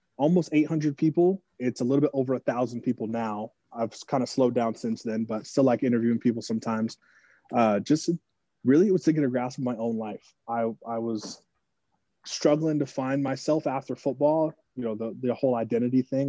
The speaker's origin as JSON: {"language": "English", "region": "Northern California", "country": "United States", "moved": "as an adult", "lives_now": "Arizona, United States", "said": "I'm from Northern California. Been living in Arizona for about 5 years now"}